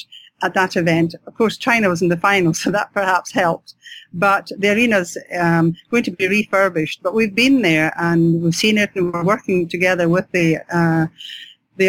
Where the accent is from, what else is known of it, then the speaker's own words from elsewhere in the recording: Scotland, United Kingdom; accent: Scottish; I'm Scottish, as you'll know by my accent